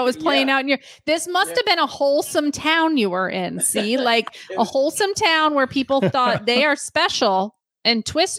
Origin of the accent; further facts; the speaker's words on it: Michigan, United States; I grew up in Michigan, and we lived in a trailer park